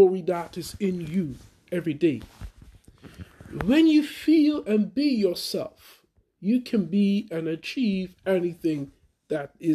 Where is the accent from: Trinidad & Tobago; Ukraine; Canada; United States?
Trinidad & Tobago; now in United Kingdom; I'm originally from Trinidad